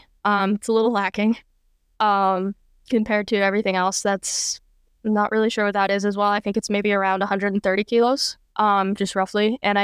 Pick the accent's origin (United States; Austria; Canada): United States; Los Angeles, California; I'm originally from California. So Los Angeles, Hollywood, very much from that area. I grew up playing ice hockey. And living in California, there wasn't a whole lot of ice hockey there.